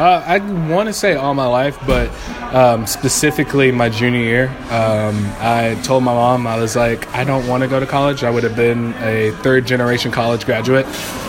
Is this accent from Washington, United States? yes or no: yes; Seattle, Washington, United States; Oh, hello. … I come from Seattle, Washington.